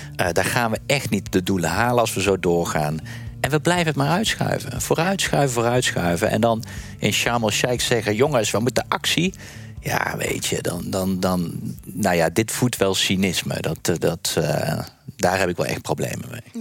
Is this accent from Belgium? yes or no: no; Netherlands; ik zit er ook nog gewoon als Nederlander